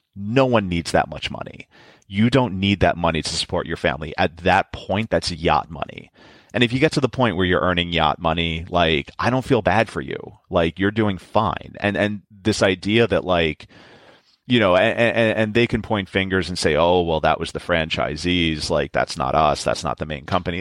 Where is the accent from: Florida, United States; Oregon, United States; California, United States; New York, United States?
New York, United States; New York City; I, am born and raised in New York